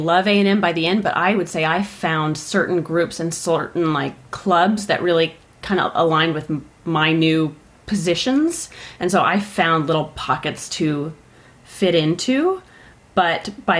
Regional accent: Austin, Texas, United States; I'm from Austin

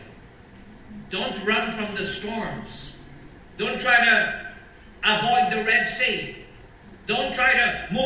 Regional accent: Guyana; Growing up in Guyana

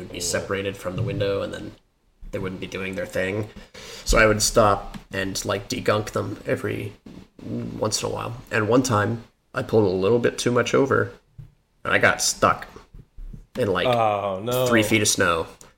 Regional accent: Colorado, United States; No problem. I'm from Colorado. Driving through the snow is not that odd.

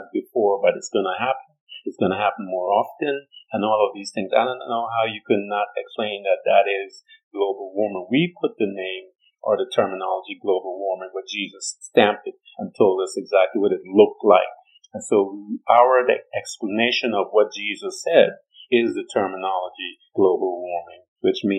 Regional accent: New York, United States; I'm from New York

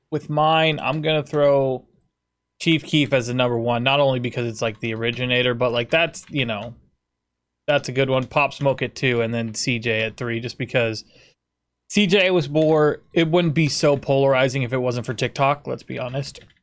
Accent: United States; I'm from America

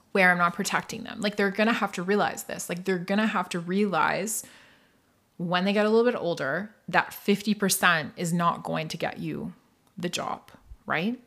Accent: northeast coast of Scotland, United Kingdom; also born or lived in Toronto / Muskoka; now in Canada; I was raised, and I grew up in Scotland. I grew up on the northeast coast of Scotland in a tiny little fishing village

